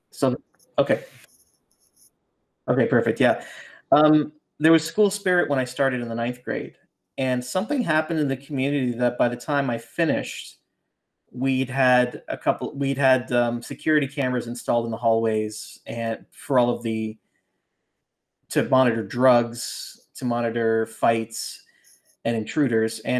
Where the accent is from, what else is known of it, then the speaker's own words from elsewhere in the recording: Brampton, Ontario, Canada; the distribution center had opened up in my in, you know in in my hometown then of Brampton. That's where my family lived.